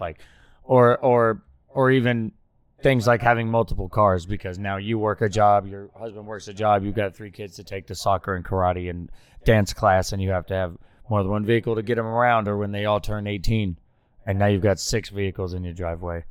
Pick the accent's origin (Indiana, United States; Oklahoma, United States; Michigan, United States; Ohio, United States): Oklahoma, United States; I grew up in Oklahoma